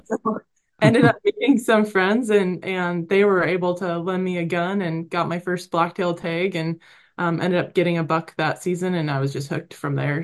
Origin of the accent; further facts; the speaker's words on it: Oregon, United States; moved away; also born or lived in Idaho / Colorado; growing up in Oregon